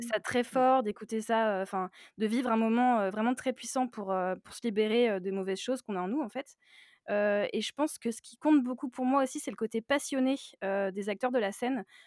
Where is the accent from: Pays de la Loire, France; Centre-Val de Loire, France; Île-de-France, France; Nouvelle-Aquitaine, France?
Pays de la Loire, France; Nantes; j'ai 29 ans, je suis de Nantes